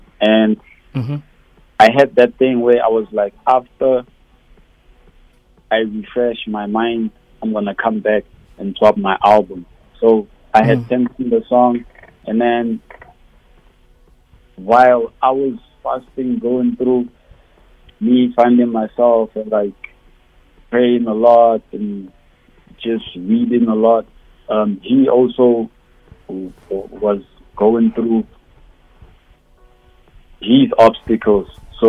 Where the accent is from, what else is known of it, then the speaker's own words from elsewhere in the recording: South Africa; as originally South African as I found, there's someone out there in South Africa who has to relate to like what I talk about on these songs